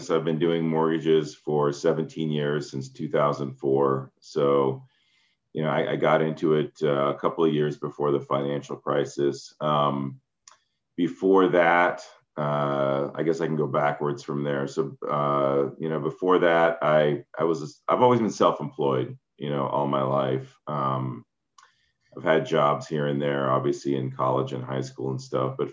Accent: San Jose, California, United States; born there; also born or lived in Netherlands / Iran; I was born in San Jose. We moved to Holland for a few years, then Iran. Um, I went to first grade there, moved back here.

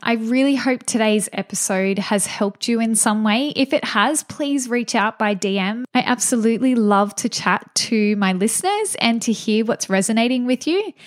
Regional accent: Gunnedah, New South Wales, Australia; I'm from a small town in regional New South Wales called Gunnedah

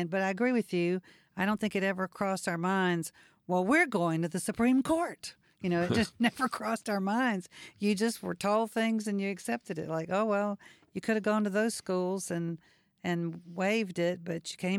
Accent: Mississippi, United States; I came from Mississippi to LSU, and paid out-of-state tuition

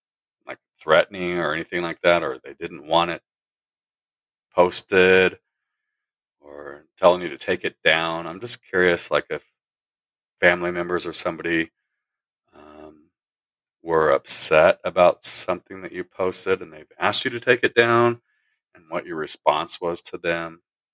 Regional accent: Bakersfield, California, United States; now in Colorado, United States; I'm from Colorado. I grew up in the Bakersfield area.

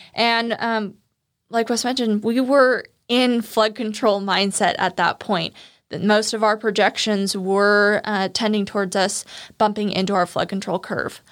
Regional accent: Turlock, California, United States; also born or lived in Santa Barbara; I would come back to Turlock, my hometown, during the summers

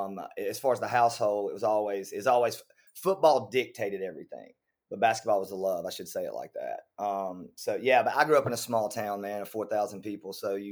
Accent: Winfield, Alabama, United States; moved away; I'm from Northwest Alabama, which is about 35-40 minutes across the state line, probably about an hour and 10 minutes from Starkville.

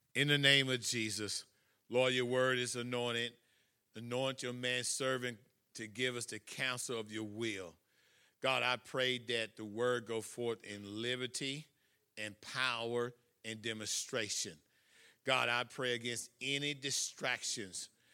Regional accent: Buna, Texas, United States; my hometown, uh, the beautiful metropolis of Buna, Texas

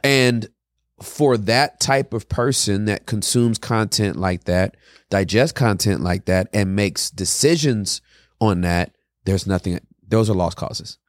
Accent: California, United States; I'm from Cali, born and raised.

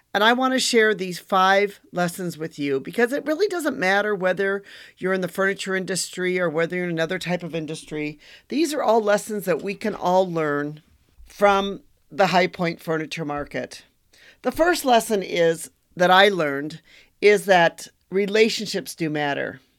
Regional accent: Wisconsin, United States; I'm from Wisconsin

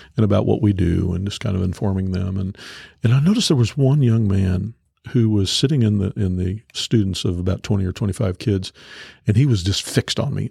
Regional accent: Topeka, Kansas, United States; I grew up in North Topeka, you know, where we are

